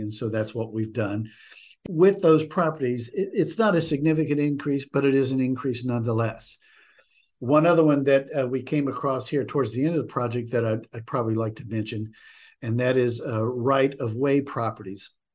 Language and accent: English; West Virginia, United States; moved away as an adult; also born or lived in New England; now in Gloucester County, United States; my home state of West Virginia